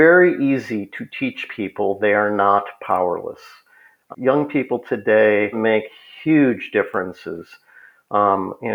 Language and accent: English; Minneapolis, Minnesota, United States; I grew up in Minneapolis